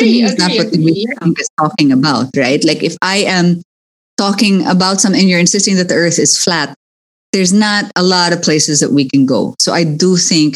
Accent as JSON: {"language": "English", "country": "Philippines", "said": "as a Filipino"}